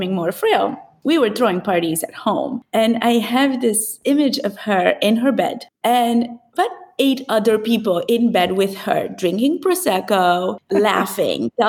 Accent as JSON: {"language": "English", "region": "Transylvania", "country": "Romania", "tie": "born or raised there", "moved": "yes", "said": "So because I grew up in Transylvania, raised by my grandparents"}